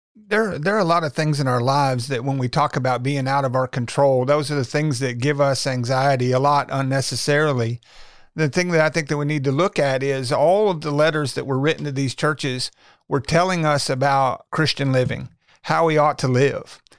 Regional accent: Little Rock, Arkansas, United States; I was born and raised in Little Rock, um, went to high school in North Little Rock.

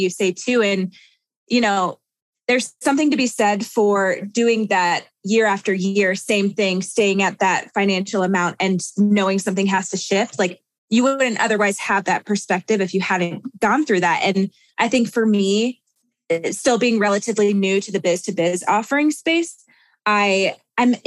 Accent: Missouri, United States; moved away as an adult; now in Denver, United States; I'm from Missouri

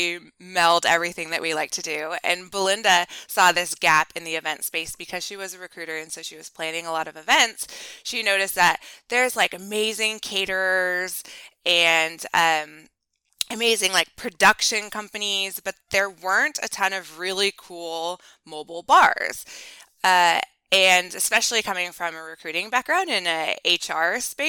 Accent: Washington, United States; also born or lived in Montana; We're here in Washington State, and we were born and raised in Washington State

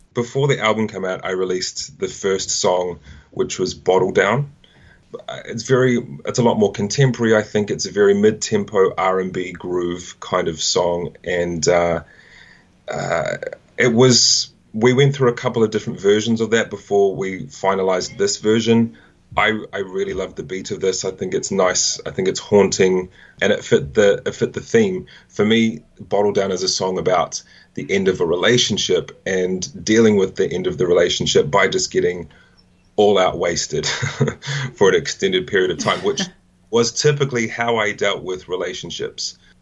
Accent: Auckland, New Zealand; moved away as an adult; also born or lived in Wellington, New Zealand; now in London, United Kingdom; I grew up in Auckland originally, which is the biggest city in New Zealand

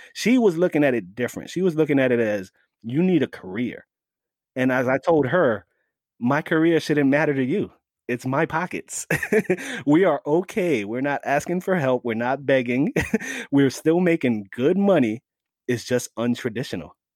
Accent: New York City, New York, United States; also born or lived in Staten Island, New York; I was born and raised in the Bronx, the Bronx section of New York

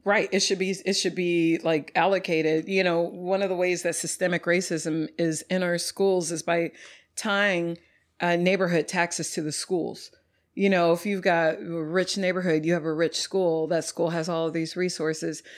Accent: Dallas, Texas, United States; moved away as an adult; also born or lived in Louisiana / Austin, Texas; now in Houston, United States; I'm from North Dallas originally

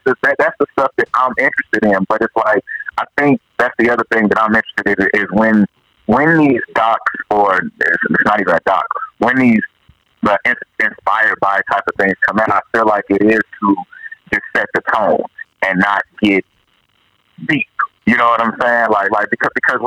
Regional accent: Oklahoma, United States; I'm from Oklahoma.

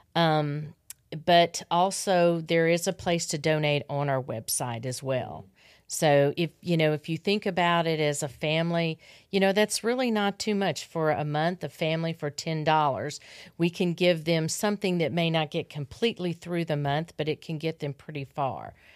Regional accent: Arkansas, United States; I grew up in Arkansas

